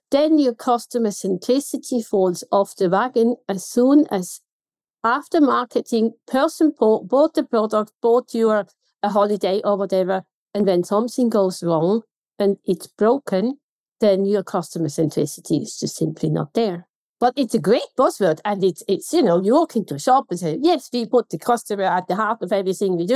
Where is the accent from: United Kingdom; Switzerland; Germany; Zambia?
Switzerland; accent: Swiss German; I have an accent and I know in Switzerland my accent is quite neutral in Swiss German.